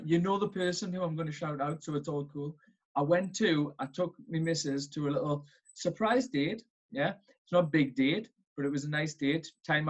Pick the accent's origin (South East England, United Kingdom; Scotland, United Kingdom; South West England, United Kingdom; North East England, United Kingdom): North East England, United Kingdom; Newcastle upon Tyne; Like you said, I'm from up north. I'm from Newcastle.